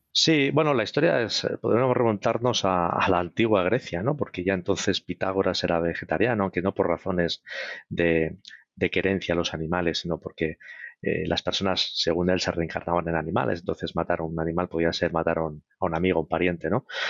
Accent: Spain

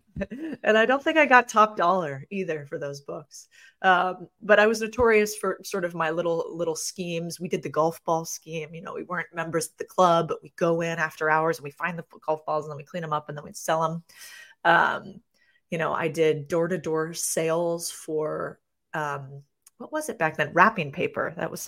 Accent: Phoenix, Arizona, United States; I grew up in Phoenix, Arizona.

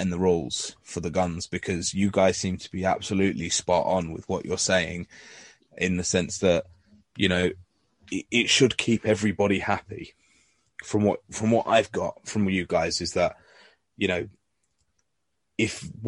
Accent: England, United Kingdom; you know, because I, you know, I'm English.

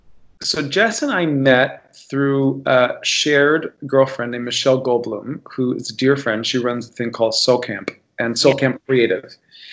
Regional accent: Miami, Florida, United States; as a gay Cuban boy growing up in Miami, Florida

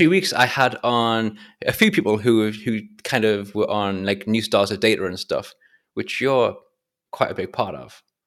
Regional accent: England, United Kingdom; I'm English

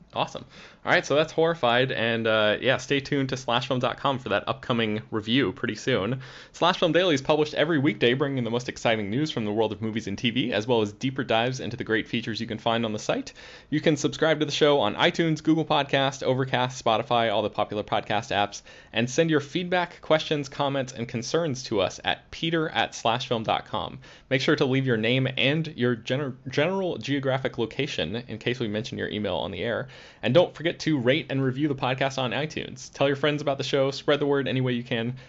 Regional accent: Florida, United States; now in Los Angeles, United States; growing up in Florida

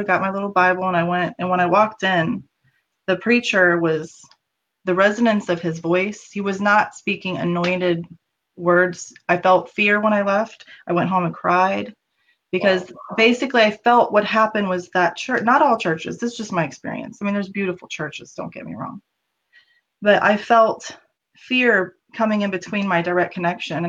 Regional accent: the South, United States; I grew up in the South where there was a lot of racism

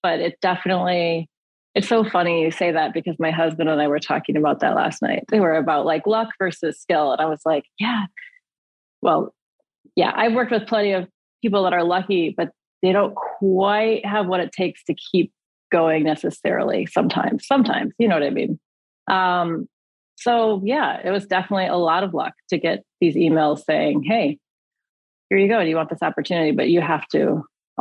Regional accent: Michigan, United States; moved away as an adult; also born or lived in Japan; now in Los Angeles, United States; I'm from Michigan

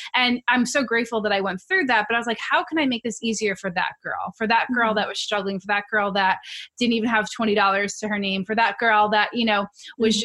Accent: New York City, New York, United States; I'm from New York, na- native New Yorker

